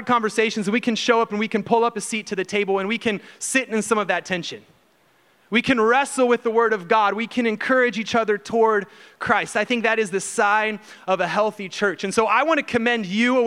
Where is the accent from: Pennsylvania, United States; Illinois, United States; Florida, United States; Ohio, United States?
Ohio, United States; moved away as an adult; also born or lived in Houston, Texas; now in Texas, United States; we're from Ohio